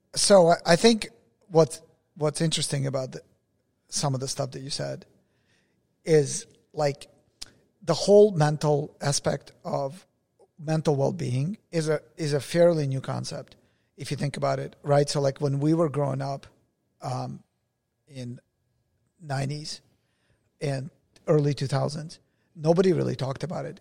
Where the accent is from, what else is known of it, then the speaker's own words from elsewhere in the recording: Russia; moved away; I was born in Russia